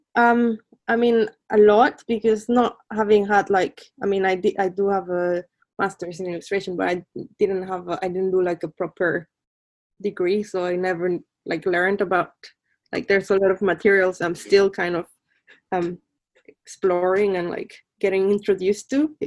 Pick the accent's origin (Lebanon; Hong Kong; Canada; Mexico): Mexico; Colima; moved away as an adult; also born or lived in Mexico City; now in London, United Kingdom; I'm originally from Mexico. I was born in Mexico City, but grew up um, in the Pacific coast in a small town called Colima